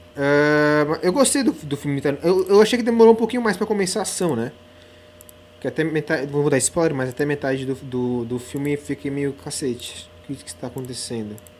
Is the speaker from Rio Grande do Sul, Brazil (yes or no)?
no; São José dos Campos, São Paulo, Brazil; moved away as an adult; now in São Paulo, Brazil; São José dos Campos, ali para Matheus Rodrigues, minha cidade natal